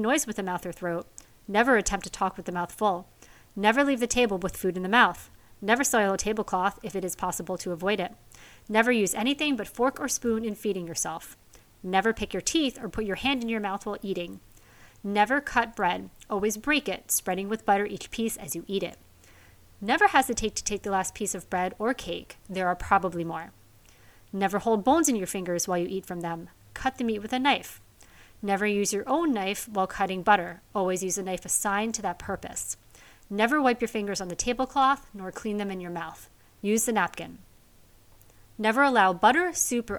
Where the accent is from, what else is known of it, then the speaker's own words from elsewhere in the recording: United States; As an American